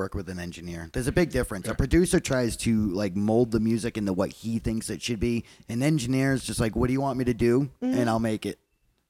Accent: Boston, Massachusetts, United States; accent: Boston; moved away as an adult; now in New Mexico, United States; you can still hear like my Boston when I say car.

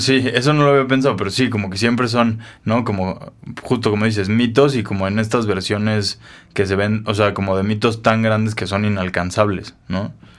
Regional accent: Mexico; nos inventamos como mexicanos

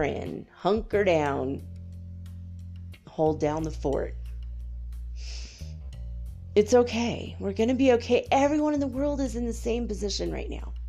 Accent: United States; I'm an American, you know, it's like almost like born and bred into us for 200 years.

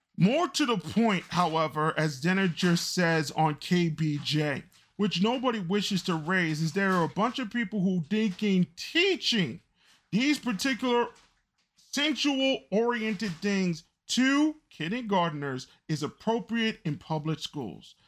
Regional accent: United States; as an American

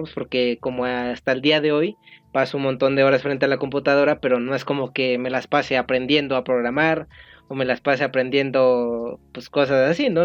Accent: State of Mexico, Mexico; yo soy del Estado de México

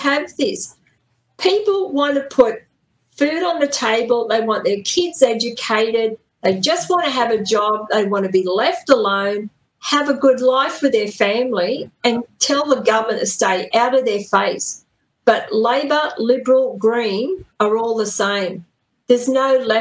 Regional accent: Newcastle, New South Wales, Australia; back when I was young in Newcastle, I was born and raised in Newcastle.

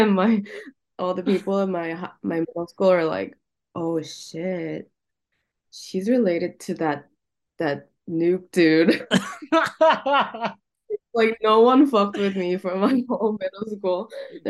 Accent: San Jose, California, United States; moved away; also born or lived in Korea; I grew up in San Jose, California.

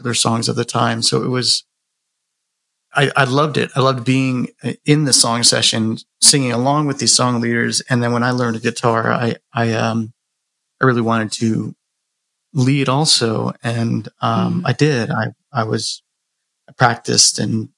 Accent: Clearwater, Florida, United States; I was born in Clearwater, Florida, and, you know, kind of not really a small town, not really rural, but beach town, and I grew up there

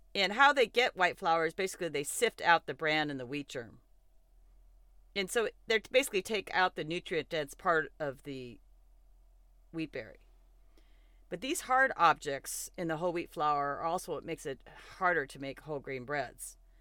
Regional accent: Montana, United States; moved away; And so I did grow up in Montana, and I am pretty partial to my home state.

